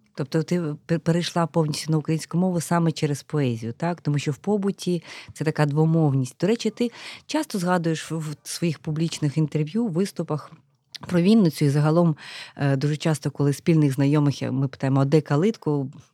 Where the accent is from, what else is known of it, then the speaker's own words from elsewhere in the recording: Kamianets-Podilskyi, Khmelnytskyi Oblast, Ukraine; now in Kyiv, Ukraine; Я теж людина з Поділля, я родом з Кам'янця-Подільського